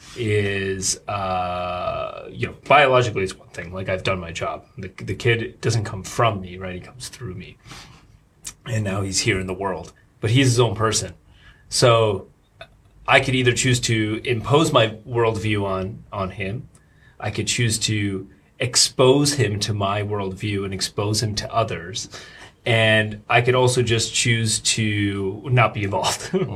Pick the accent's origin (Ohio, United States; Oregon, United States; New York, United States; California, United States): New York, United States; Rockland County; moved away as an adult; now in Shanghai, China; I grew up in uh, uh, Rockland County. It's like suburbs of New York